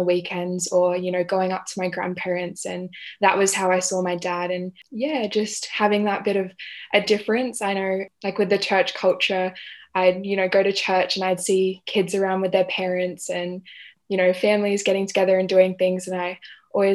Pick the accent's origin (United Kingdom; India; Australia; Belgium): Australia; Adelaide, South Australia; I was born in Adelaide